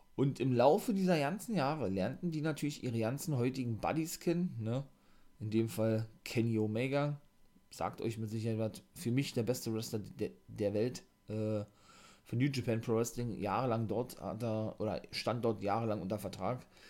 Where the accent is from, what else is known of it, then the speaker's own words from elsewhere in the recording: Germany; bei uns in Deutschland